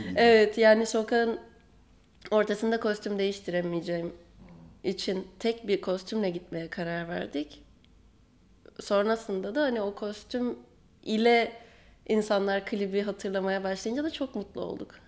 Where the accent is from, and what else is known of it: Aegean Region, Turkey